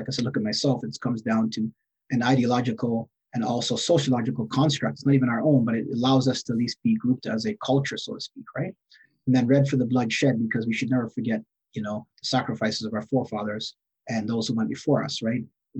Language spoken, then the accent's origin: English; Canada; For far too long, many of us don't consider or think or other communities know us to be Canadian, but we are. We have a long history of being Canadian in this country, all parts across the country.